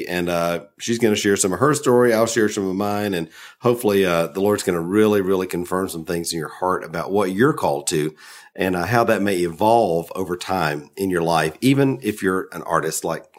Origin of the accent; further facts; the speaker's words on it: the South, United States; accent: Southern; my Southern accent